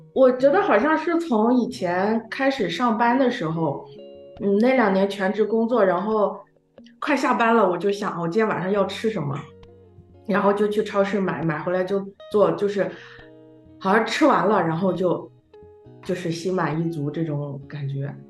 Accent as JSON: {"language": "Chinese", "region": "Shandong", "country": "China", "said": "我山东人嘛，对面食就是有特别的那个"}